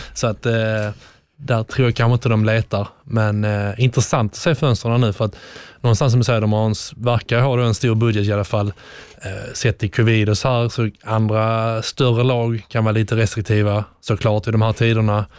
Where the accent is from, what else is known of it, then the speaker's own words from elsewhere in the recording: Sweden; moved away as an adult; also born or lived in England; som svensk